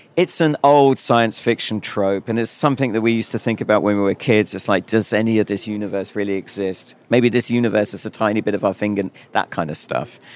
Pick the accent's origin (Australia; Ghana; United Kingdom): United Kingdom; I'm a Brit.